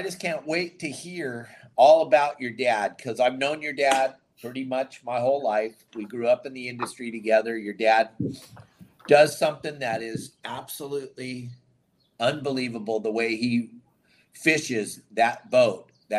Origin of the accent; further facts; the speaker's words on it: California, United States; Growing up in the South Bay, what a spectacular way to grow up.